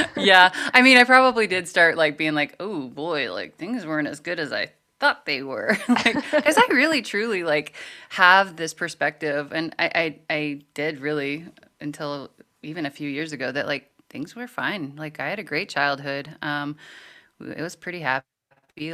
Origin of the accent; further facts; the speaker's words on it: Montana, United States; growing up in Montana, there is this overall cultural view